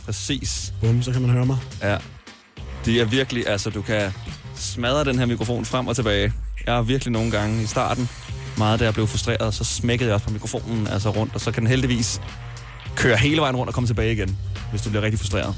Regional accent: Smørum, Capital Region of Denmark, Denmark; Smørum, hvor jeg kommer fra. Vi boede også meget idyllisk kvarter med børn på min alder

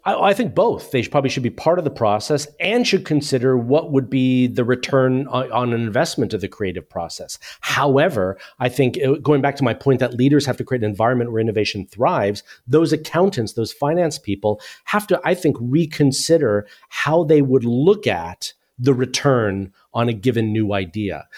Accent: United States; moved away as an adult; now in United Kingdom; as you can tell from my accent, I'm originally from the U S, but I've lived in the U K for twenty-four years

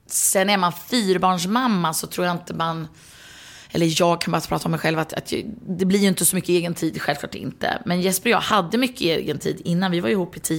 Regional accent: Sweden; Och hemma i Sverige är det ju 18

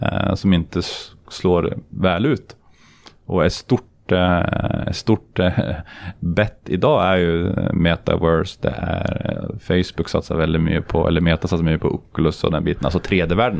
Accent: Sweden; moved away as an adult; now in Norway; jag som svensk i Norge

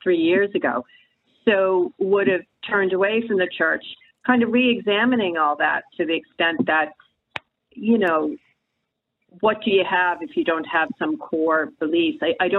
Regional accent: United States; now in Ireland; I was raised in the States, but Irish Catholic

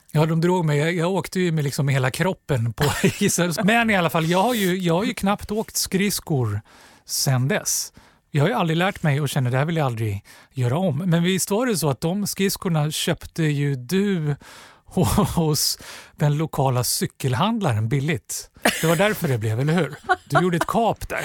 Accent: Stockholm, Stockholm County, Sweden; Jag är uppvuxen på Gösta Ekmans väg eh, ute i Axelsberg

